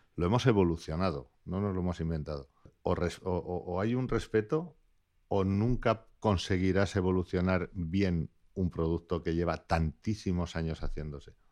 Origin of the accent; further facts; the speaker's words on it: Basque Country, Spain; also born or lived in Laguardia; Soy vasco.